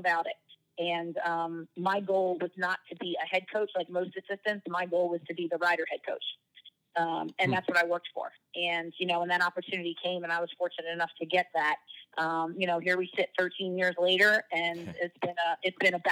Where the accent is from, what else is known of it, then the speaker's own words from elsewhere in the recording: New Jersey, United States; I'm from South Jersey, so Philadelphia is pretty much home